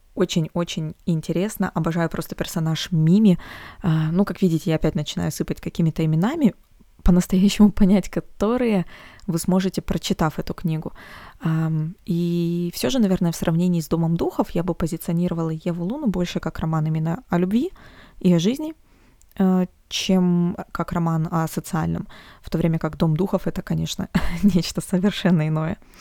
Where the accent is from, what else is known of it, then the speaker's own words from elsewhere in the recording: Omsk, Omsk Oblast, Russia; из Омска, из моего родного города